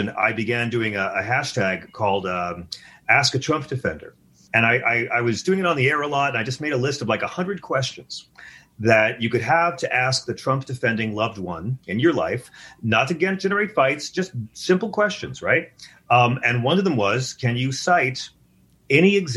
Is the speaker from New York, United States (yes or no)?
yes; Long Island, New York, United States; I'm from Long Island